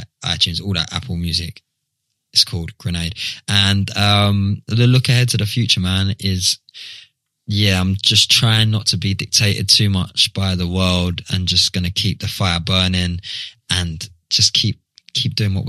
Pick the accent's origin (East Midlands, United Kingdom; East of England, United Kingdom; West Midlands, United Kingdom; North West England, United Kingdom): East of England, United Kingdom; Southend-on-Sea; it was all coming from my hometown Southend